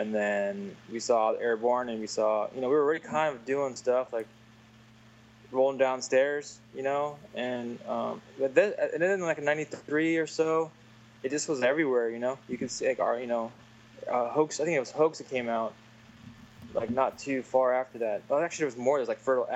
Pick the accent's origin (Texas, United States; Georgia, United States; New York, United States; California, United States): California, United States; Milpitas; now in Southern California, United States; I grew up in a very highly populated Asian, Filipino, you know, multicultural school in Milpitas